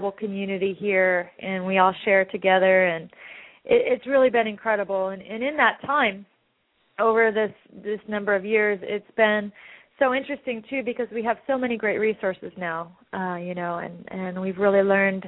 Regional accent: Orange County, California, United States; also born or lived in Los Angeles; I'm from Orange County

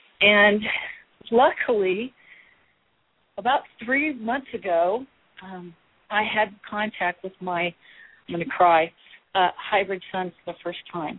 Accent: Midwest, United States; now in California, United States; The minute I heard about vegetarianism when I moved to California from the Midwest, I said, yes, this is for me.

